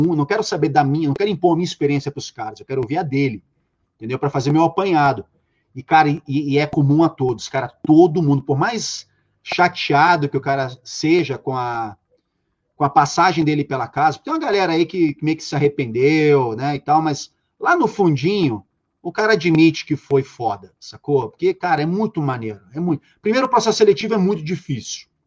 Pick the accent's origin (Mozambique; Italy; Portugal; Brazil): Brazil; Rio de Janeiro; no Rio de Janeiro, né, eu sou carioca, enfim, no Rio de Janeiro foram abertas duas mil vagas. Eu fui o único carioca da minha edição